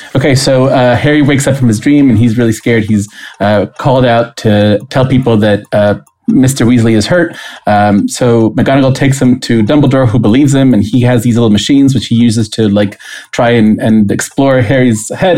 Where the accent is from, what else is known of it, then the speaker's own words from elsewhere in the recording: Costa Rica; moved away as an adult; also born or lived in St. Louis, United States; now in United States; I'm originally from Costa Rica, and I had moved to the United States to be in college.